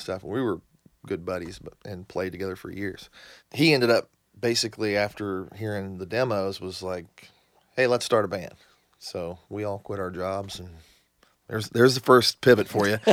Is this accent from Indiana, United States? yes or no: yes; southern Indiana, United States; also born or lived in Yuma, Arizona; now in Nashville, United States; I grew up in, uh, southern Indiana.